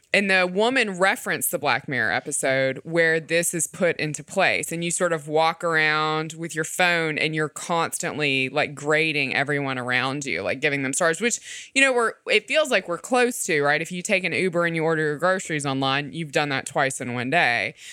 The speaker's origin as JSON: {"language": "English", "region": "the South", "country": "United States", "said": "as a Southerner"}